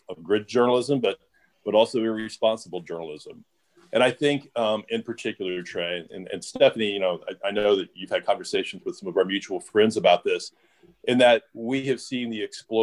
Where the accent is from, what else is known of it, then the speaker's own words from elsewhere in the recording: Ohio, United States; now in Louisville, United States; My mom back in Ohio, I grew up in Ohio